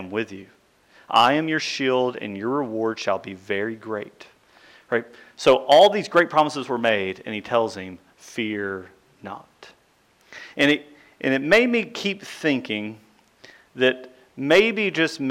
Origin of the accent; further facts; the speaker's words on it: Central Kentucky, United States; growing up in Central Kentucky